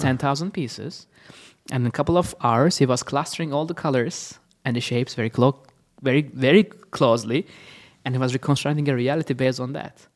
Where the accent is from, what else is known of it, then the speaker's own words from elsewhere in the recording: Istanbul, Turkey; now in Los Angeles, United States; I'm originally from Istanbul, Turkey.